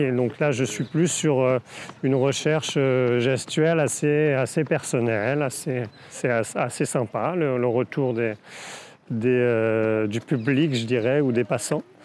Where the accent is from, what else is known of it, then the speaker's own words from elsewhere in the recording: Brittany, France; also born or lived in Saint-Jacques-de-la-Mer; j'ai grandi en Bretagne